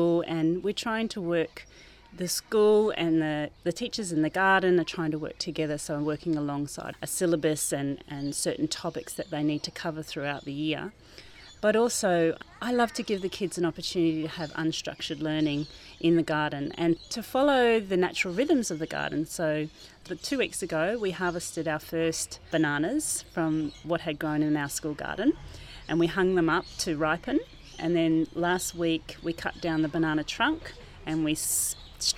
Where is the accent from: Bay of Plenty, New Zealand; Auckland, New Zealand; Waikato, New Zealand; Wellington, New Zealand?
Waikato, New Zealand; Maramarua; also born or lived in Thames, New Zealand; now in Brunswick Heads, Australia; I grew up in New Zealand. I was born in Thames in the North Island on the Coromandel Peninsula, and I grew up in a little town called Maramarua.